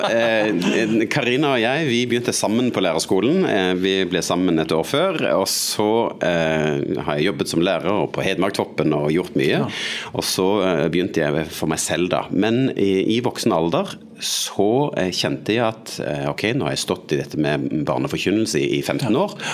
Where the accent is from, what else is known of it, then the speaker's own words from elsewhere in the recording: Sandnes, Rogaland, Norway; moved away as an adult; also born or lived in Eastern Norway (Østlandet); Oppvokst eh, utafor Sandnes, Stavanger